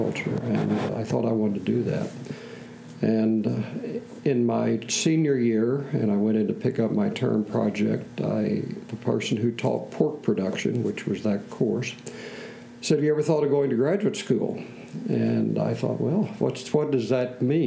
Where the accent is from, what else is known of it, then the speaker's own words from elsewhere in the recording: small town west of San Antonio, Texas, United States; accent: slight Texas accent; moved away as an adult; also born or lived in Champaign, Illinois; I was born in San Antonio, Texas, actually, but it was the nearest hospital to our little town, 100 miles west, almost to the border with Mexico